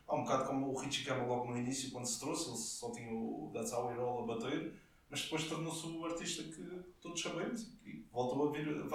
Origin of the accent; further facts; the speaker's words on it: Portugal; como português